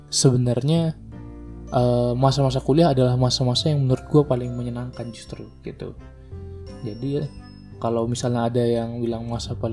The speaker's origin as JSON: {"language": "Indonesian", "town": "Medan", "region": "North Sumatra", "country": "Indonesia", "also_born_or_lived": "Bandung", "moved": "yes", "said": "Karena gue juga merantau gitu kan, gue dari Medan ke Bandung, gue merantau menemukan banyak kultur baru, gitu, menemukan banyak orang-orang baru."}